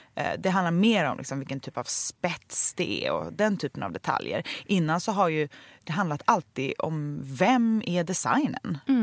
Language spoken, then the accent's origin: Swedish; Sweden; vi svenskar